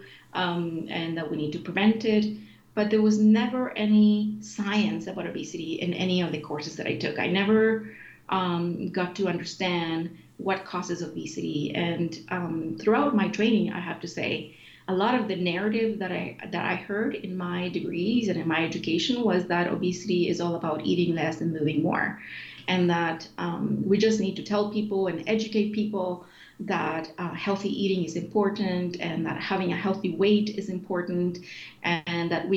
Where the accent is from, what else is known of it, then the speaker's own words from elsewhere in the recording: Sweden; moved away as an adult; also born or lived in Chile; now in Canada; I moved to Sweden as a refugee when I was 10 years old. And grew up in Sweden in a very healthy country